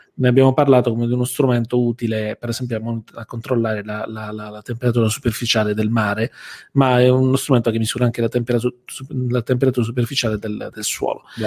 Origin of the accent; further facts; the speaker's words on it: Bari, Apulia, Italy; noi siamo di Bari